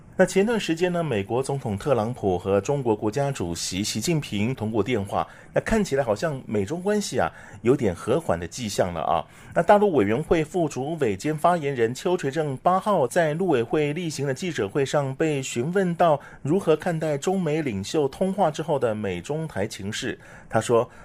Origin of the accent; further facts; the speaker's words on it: Taiwan; 像我们台湾人喜欢吃什么麻油鸡啊、姜母鸭、羊肉炉，要炖排骨等等这些补品